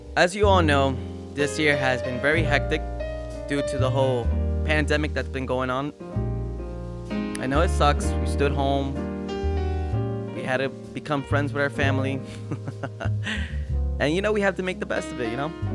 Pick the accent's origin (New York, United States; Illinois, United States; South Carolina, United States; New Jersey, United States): New Jersey, United States; here in my hometown, Jersey